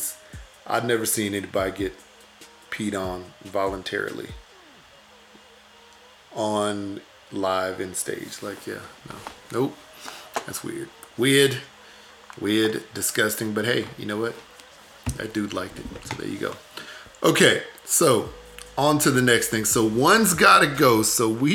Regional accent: Houston, Texas, United States; my hometown, Houston

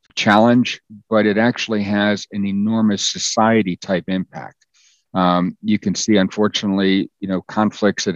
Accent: United States; my parents spoke Danish growing up, and I was born in the States, so I could speak English

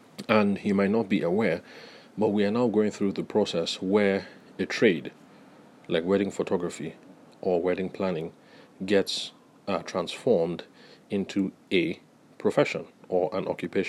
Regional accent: Nigeria; I'm Nigerian

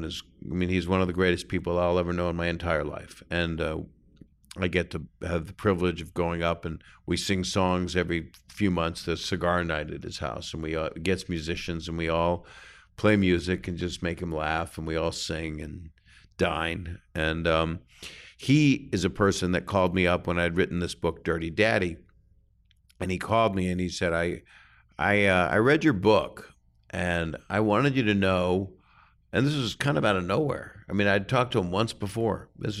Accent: Philadelphia, Pennsylvania, United States; born there; I was born in Philadelphia, but then about 5 years old, 4 or 5, I don't know.

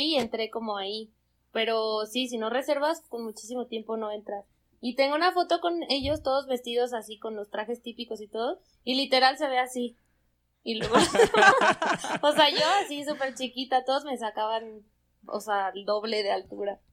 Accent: Zamora, Michoacán, Mexico; moved away as an adult; now in Mexico City, Mexico; yo soy de Zamora, Michoacán

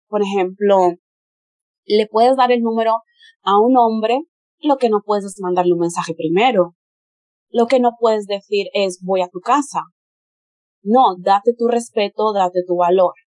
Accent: Spain; first language Spanish; moved away as an adult; also born or lived in Brazil; desde que yo nací en Brasil, mi madre me llevó a España, entonces empecé la escuela y toda la cosa en España desde que yo era un bebé

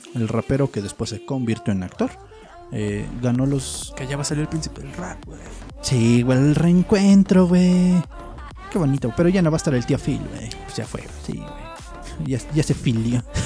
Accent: Mexico

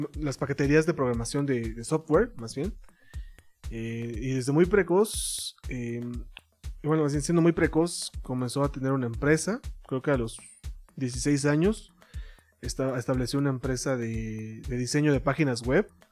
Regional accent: Mexico; como mexicano

